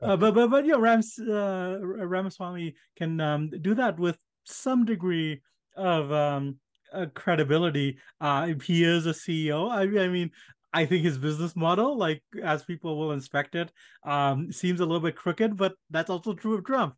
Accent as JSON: {"language": "English", "country": "India", "tie": "born or raised there", "moved": "yes", "said": "I was born in India"}